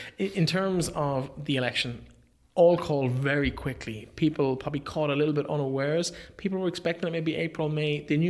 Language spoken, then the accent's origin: English; Leitrim, Connacht, Ireland; I'm from Leitrim Village